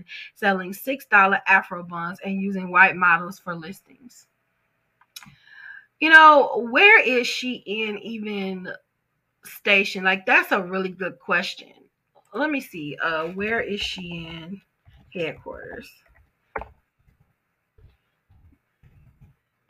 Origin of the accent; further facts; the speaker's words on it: Chicago, Illinois, United States; also born or lived in Detroit, Michigan; I was born in Detroit, raised in Chicago